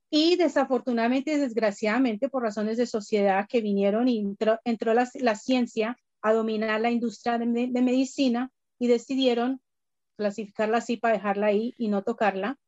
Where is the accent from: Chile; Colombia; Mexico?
Colombia; moved away; siendo colombiana y teniendo familia, médicos, doctores en Colombia